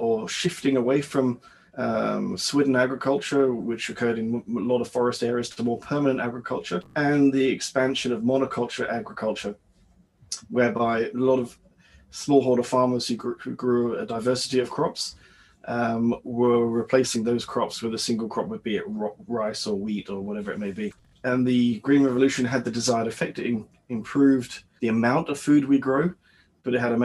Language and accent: English; United Kingdom; moved away as an adult; also born or lived in Indonesia / West Africa; now in Canada; I'm British